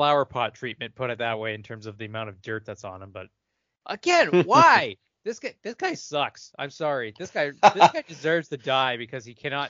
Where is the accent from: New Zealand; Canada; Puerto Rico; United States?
Canada; I'm from Canada